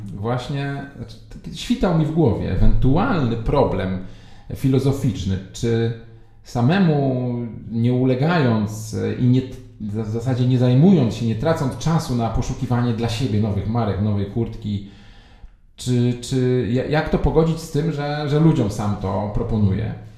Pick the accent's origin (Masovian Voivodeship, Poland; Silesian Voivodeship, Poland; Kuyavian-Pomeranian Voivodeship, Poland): Masovian Voivodeship, Poland; Warsaw; ja jestem z Warszawy, to od razu zaznaczam, od dziecka z Mokotowa, obecnie mieszkam w Saskiej Kępie